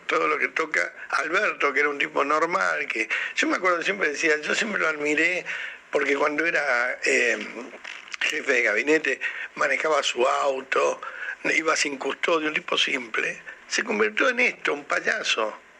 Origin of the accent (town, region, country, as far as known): Argentina